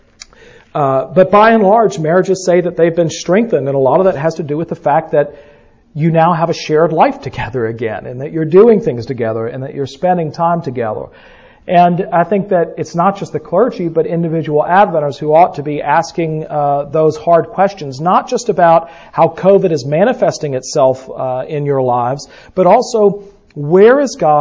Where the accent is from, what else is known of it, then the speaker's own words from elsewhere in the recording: the South, United States; we're from the South